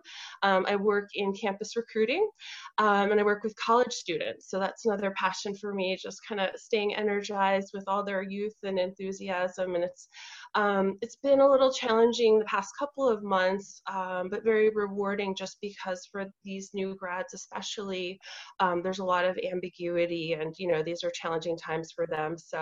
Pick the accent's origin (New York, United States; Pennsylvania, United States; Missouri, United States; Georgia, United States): New York, United States; New York City; I'm from New York City